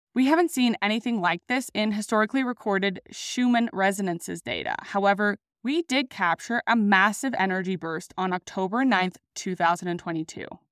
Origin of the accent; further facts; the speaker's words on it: Sydney, New South Wales, Australia; also born or lived in Denver, Colorado; now in Sydney, Australia; I decided to return home to Sydney, Australia.